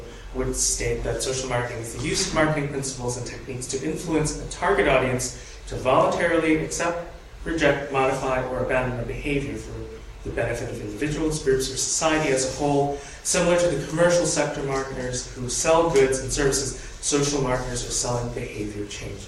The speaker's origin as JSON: {"language": "English", "country": "United States", "said": "I am an American studying the British public health program"}